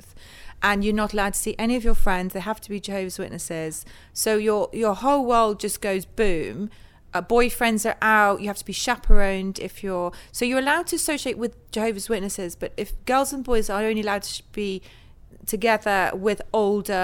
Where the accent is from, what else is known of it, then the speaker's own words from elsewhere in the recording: Northwood, London, United Kingdom; we grew up there in Northwood. So okay. My parents, we lived in London, and then they moved to the then suburbs Northwood was